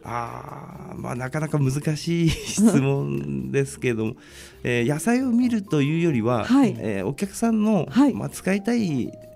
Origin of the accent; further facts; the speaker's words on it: Sendai, Miyagi, Japan; moved away as an adult; also born or lived in Osaka; 実家に帰ってくるとカルチャーショックがすごくてですねやはり大阪の, はい、あの都会の感じとうちの実家の感じ感じのでもちょっと違いがすごい